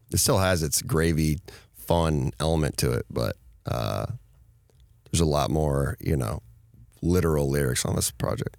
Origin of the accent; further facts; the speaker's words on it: Minnesota, United States; I grew up in Minnesota where it was either you listen to rap or you listen to country